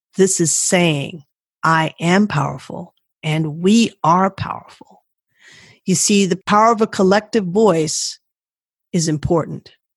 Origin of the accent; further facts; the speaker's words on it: Washington, District of Columbia, United States; I grew up in Washington, D.C.